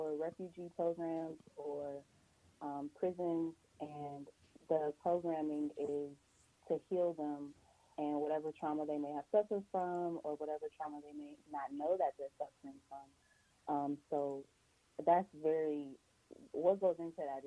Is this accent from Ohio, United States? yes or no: yes; Cleveland, Ohio, United States; I'm from Cleveland, Ohio